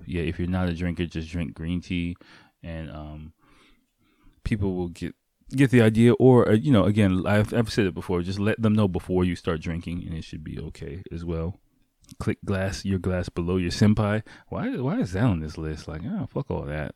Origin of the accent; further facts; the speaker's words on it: United States; me as an American